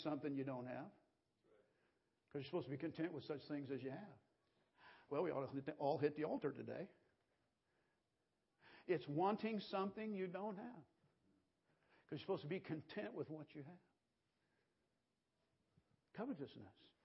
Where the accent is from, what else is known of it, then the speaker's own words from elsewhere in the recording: United States; I'm an American.